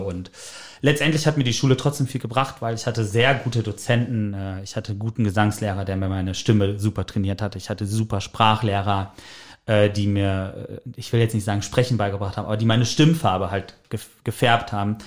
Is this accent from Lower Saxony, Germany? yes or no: no; Sauerland, North Rhine-Westphalia, Germany; moved away as an adult; now in Hamburg, Germany; Ich komme gebürtig aus dem Sauerland